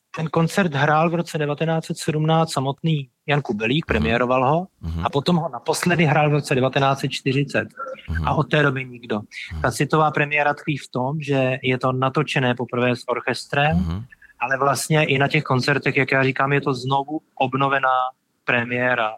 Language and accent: Czech; Czechia; also born or lived in United States; já jsem tady doma, budu, vždycky se sem budu vrát vracet, taky jsem se vrátil z Ameriky